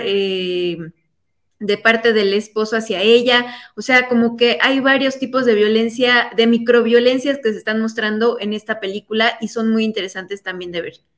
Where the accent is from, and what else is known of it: Mexico